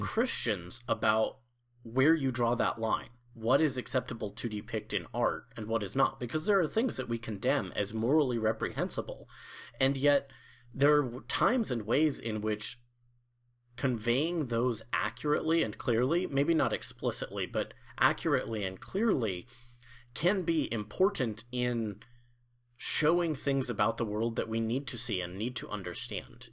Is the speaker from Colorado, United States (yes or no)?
yes; Colorado, United States; moved away as an adult; also born or lived in Oklahoma; my home state of Colorado